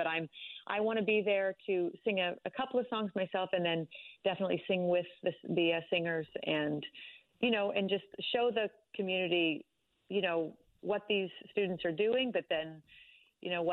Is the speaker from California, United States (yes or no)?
no; Elk City, Oklahoma, United States; also born or lived in Broken Arrow, Oklahoma; I was born in Broken Arrow just by chance, but I actually grew up on the west side of Oklahoma, a little town called Elk City